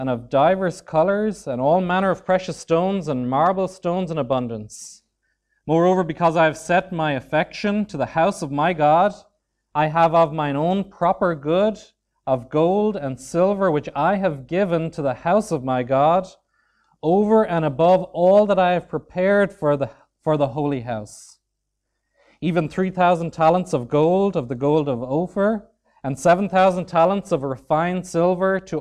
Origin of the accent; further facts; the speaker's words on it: Dunmore East, County Waterford, Ireland; also born or lived in County Dublin; now in Swords, Ireland; I was born and raised in Dunmore East, County Waterford, or just outside it in the country